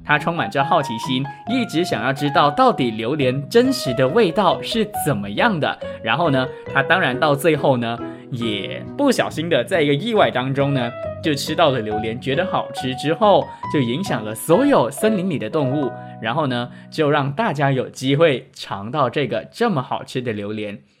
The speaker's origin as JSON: {"language": "Chinese", "town": "George Town", "region": "Penang", "country": "Malaysia", "said": "本人呢，是冰城人"}